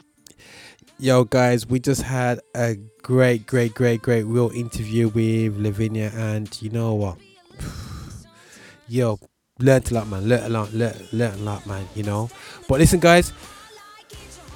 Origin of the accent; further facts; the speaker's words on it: Birmingham, West Midlands, United Kingdom; I born and bred in Birmingham